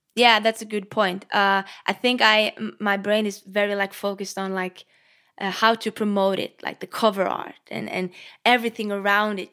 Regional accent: Norway; English is a second language; I'm Norwegian

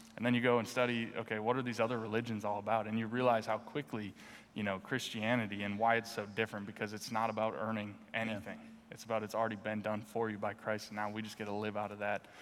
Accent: North Dakota, United States; moved away as an adult; also born or lived in Philadelphia; now in Washington, United States; I grew up in North Dakota

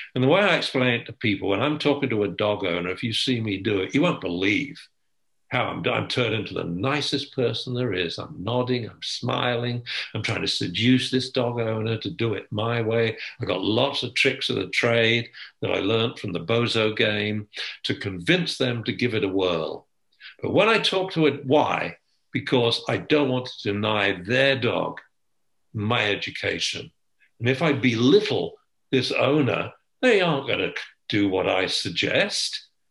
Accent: England, United Kingdom; I'm English

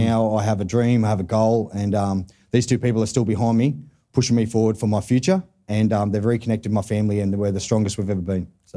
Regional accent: Newcastle, New South Wales, Australia; I'm from Newcastle

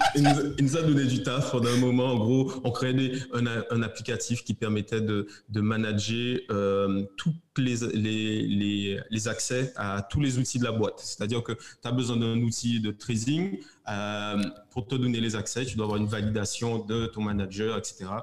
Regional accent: Guadeloupe; moved away as an adult; also born or lived in metropolitan France; now in Martinique; je suis guadeloupéen et je vis en Martinique

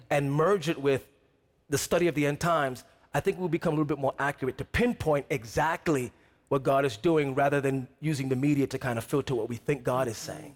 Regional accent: New York City, New York, United States; I'm from New York City

